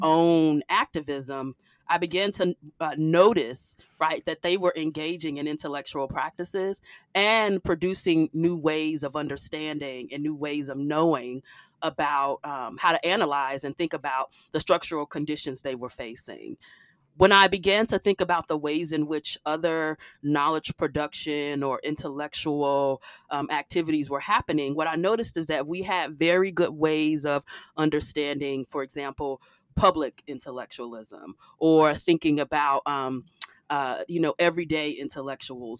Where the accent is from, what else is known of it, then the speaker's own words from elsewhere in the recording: Chicago, Illinois, United States; moved away as an adult; also born or lived in Wisconsin; I'm from Chicago